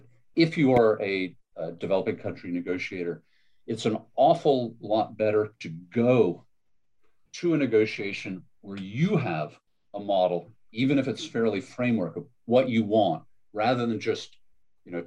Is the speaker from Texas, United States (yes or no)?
no; Maine, United States; also born or lived in Connecticut; I was from Maine, a coastal state to the north